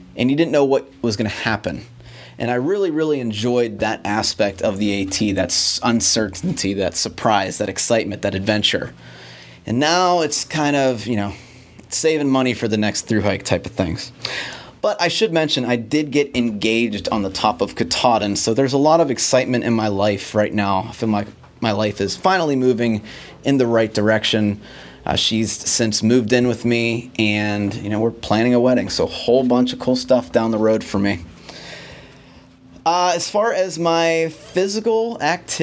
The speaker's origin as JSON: {"language": "English", "town": "Pittsburgh", "region": "Pennsylvania", "country": "United States", "tie": "born or raised there", "said": "my hometown of Pittsburgh, Pennsylvania"}